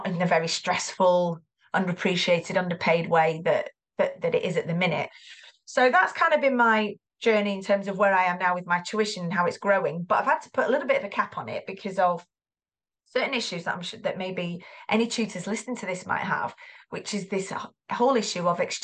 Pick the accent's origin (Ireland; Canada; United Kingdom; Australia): United Kingdom; Greater Manchester, North West England; You can probably hear the accent. I am from Greater Manchester.